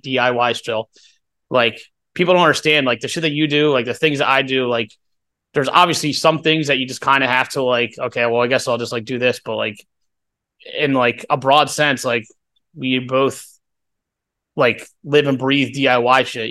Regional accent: Doylestown, Pennsylvania, United States; we're from Doylestown

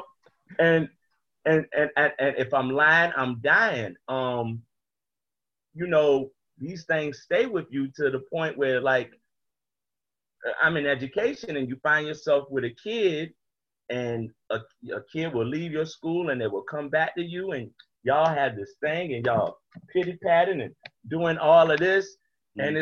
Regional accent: Norfolk, Virginia, United States; I grew up in Norfolk

